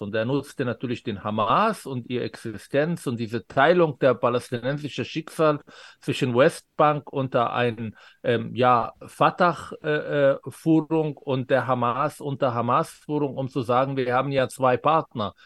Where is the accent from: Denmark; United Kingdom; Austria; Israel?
Israel; first language Arabic; German is a second language; moved away as an adult; now in Germany; Ich bin Israeli von Pass her und von Sozialisation. Ich habe die israelische Bildungssystem gehabt, ich habe an der Uni studiert